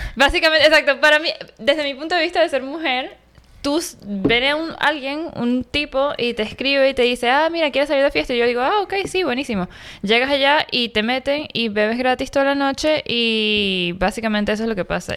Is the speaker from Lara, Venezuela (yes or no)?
no; Caracas, Capital District, Venezuela; now in New York, United States; en Venezuela, en Caracas, de donde soy yo